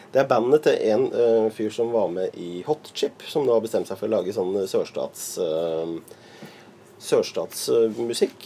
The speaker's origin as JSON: {"language": "Norwegian", "town": "Lier", "region": "Buskerud", "country": "Norway", "tie": "born or raised there", "said": "deler av oppveksten i Lier"}